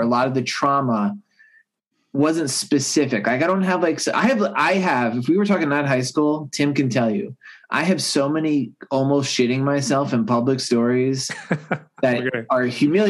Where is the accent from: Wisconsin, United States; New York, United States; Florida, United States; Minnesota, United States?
New York, United States; Long Island; I grew up on Long Island, New York, and this is during the 80s